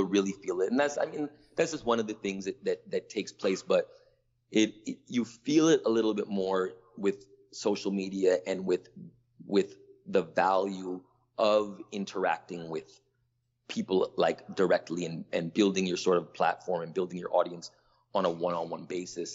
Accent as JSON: {"language": "English", "town": "Toronto", "region": "Ontario", "country": "Canada", "tie": "born or raised there", "also_born_or_lived": "New York / Atlanta", "moved": "as an adult", "said": "I growing up in Toronto, which is it's the main city in Canada"}